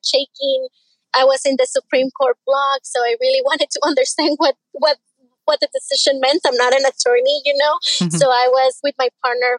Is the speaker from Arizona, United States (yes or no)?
yes; Arizona, United States; born or raised there; also born or lived in Tijuana, Mexico